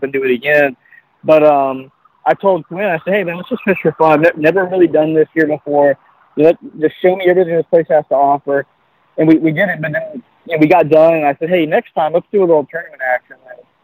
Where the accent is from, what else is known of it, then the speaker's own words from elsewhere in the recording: Redington Beach, Florida, United States; moved away as an adult; also born or lived in Hawaii; I grew up in a place called Reddington Beach, which is in the St. Petersburg area, but on the beach side